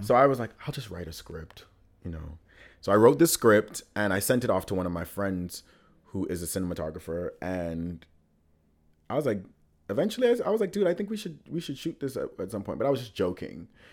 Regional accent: Nassau, Bahamas; moved away as an adult; now in New York, United States; I was born and raised in the Bahamas

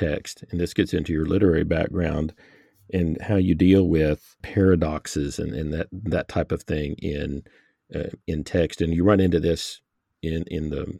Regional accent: the Bible Belt, United States; growing up in the Bible Belt in America

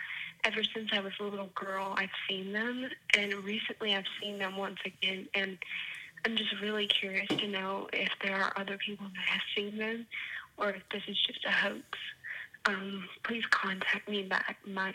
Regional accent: Myrtle Beach, South Carolina, United States; I'm from Myrtle Beach, South Carolina

